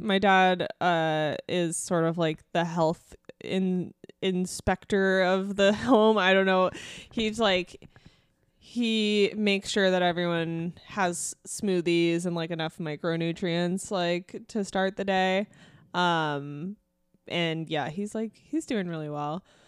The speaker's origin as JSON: {"language": "English", "country": "Ireland", "said": "me being Irish"}